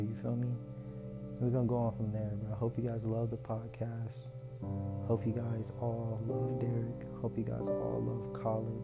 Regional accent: Atlanta, Georgia, United States; moved away; I grew up in Atlanta

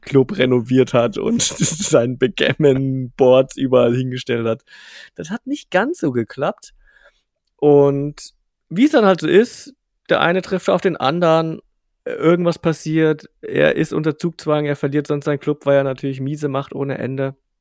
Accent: Bavarian provinces, Germany; wir kommen jetzt aus dem Kaff, also wirklich aus, aus, aus, aus jetzt nicht allertiefste bayerische Provinz, aber schon so bisschen Provinz

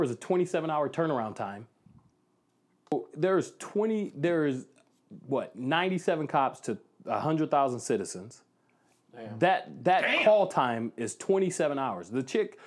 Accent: Flint, Michigan, United States; growing up in Flint, I mean, the city of Flint was a beautiful city.

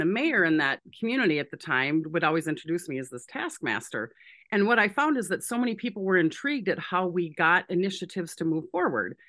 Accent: Saint Paul, Minnesota, United States; I'm from Saint Paul in Minneapolis, Minnesota, uh, born and raised here

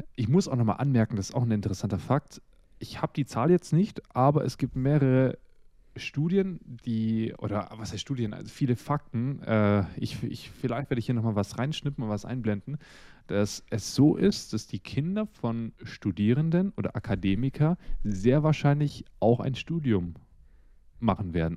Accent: Russia; now in Germany; Ich bin ja ursprünglich in Russland geboren

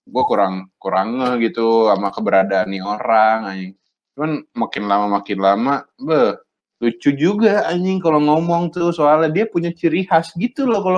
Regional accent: Bandung, West Java, Indonesia; padahal gue orang Bandung

